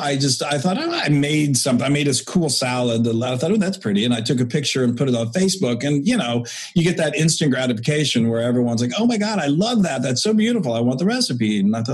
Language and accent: English; Texas, United States; growing up in Texas